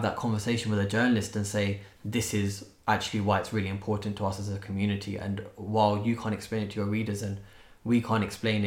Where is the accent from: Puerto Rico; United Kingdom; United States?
United Kingdom; I'm definitely British